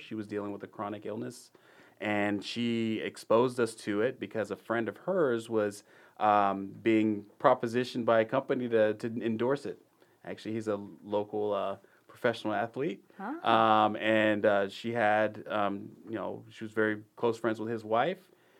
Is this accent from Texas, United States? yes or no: yes; Dallas, Texas, United States; I grew up in the area. I grew up in the Dallas area, of course, just like many people in Texas.